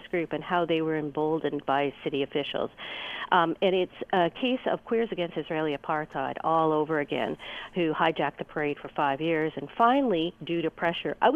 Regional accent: Hamilton, Ontario, Canada; I grew up in Hamilton.

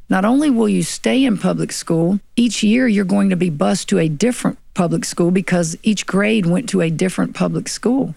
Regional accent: Tickfaw, Louisiana, United States; also born or lived in Santa Ana, California; grew up in Tangipahoa

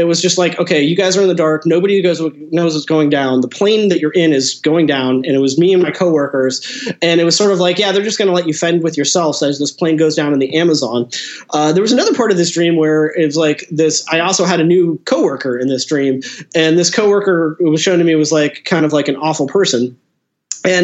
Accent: Seattle, Washington, United States; I'm from Seattle, and you know, I'm pushing 40 now, but growing up in the 90s, you know, it was just all like the grunge stuff.

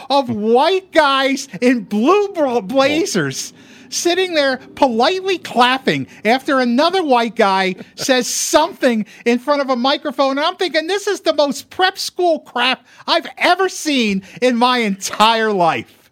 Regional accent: East Stroudsburg, Pennsylvania, United States; moved away; I grew up, I grew up in Pennsylvania.

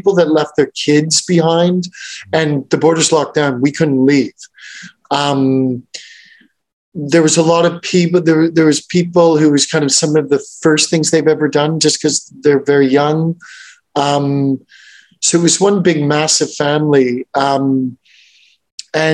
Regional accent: Montreal, Quebec, Canada; I grew up in Montreal

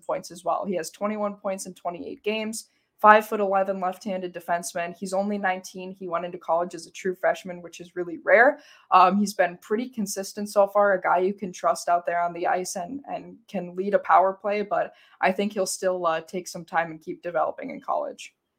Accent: St. Cloud, Minnesota, United States; I'm from Saint Cloud. I went to Saint Cloud

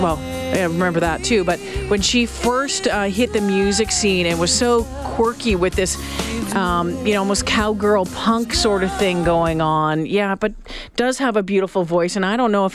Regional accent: Lake Superior, Ontario, Canada; I grew up on Lake Superior, spent a lot of time not far from Whitefish Bay

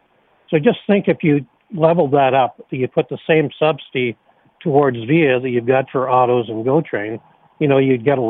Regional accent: Toronto, Ontario, Canada; also born or lived in St. Marys, Ontario; Well, I grew up in Scarborough

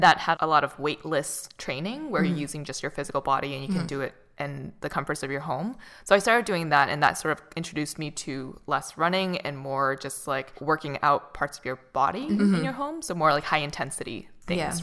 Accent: Boston, Massachusetts, United States; moved away; also born or lived in Santa Monica; I'm from Boston

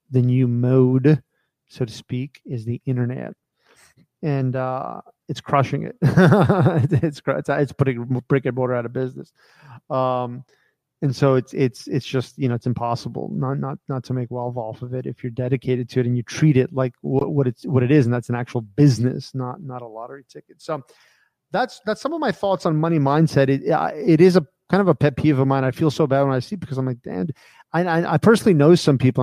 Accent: United States; I grew up in America

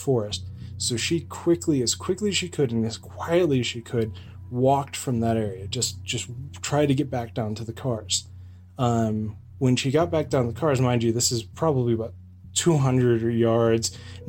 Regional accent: Lake Arrowhead, California, United States; born or raised there; moved away

